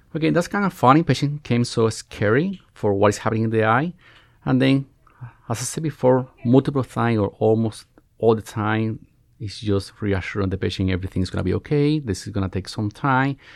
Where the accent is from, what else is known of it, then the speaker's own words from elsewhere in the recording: Cuba; moved away as an adult; now in United States; I'm Cuban. I was born, born and raised in Cuba, where I spent almost all my life.